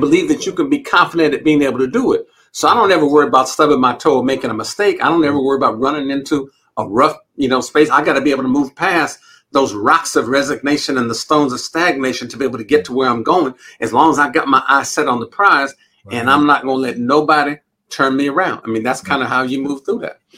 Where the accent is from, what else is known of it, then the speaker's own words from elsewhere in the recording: Los Angeles, California, United States; also born or lived in St. Albans, Queens, New York; we moved out to Los Angeles, California, which is where my grandmother, her mother was. Okay. And uh, we grew up